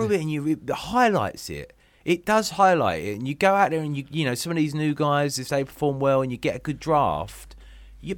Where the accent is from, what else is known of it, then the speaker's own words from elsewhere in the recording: Upminster, East of England, United Kingdom; I'm like, from Upminster in Essex